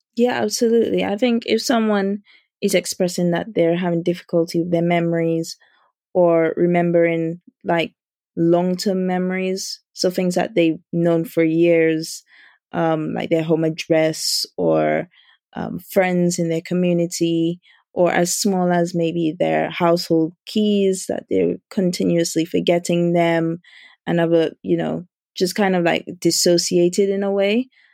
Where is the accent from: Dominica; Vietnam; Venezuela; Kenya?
Dominica; now in United Kingdom; I grew up in Dominica